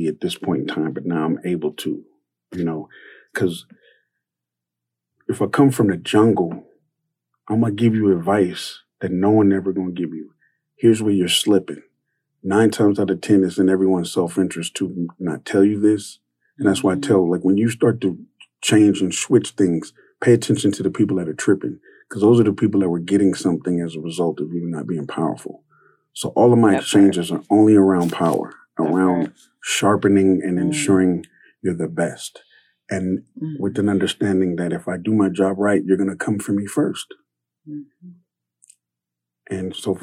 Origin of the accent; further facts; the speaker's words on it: California, United States; Growing up in California with a vegan and vegetarian, with a Black single mother that everyone thinks is lesbian, it was rough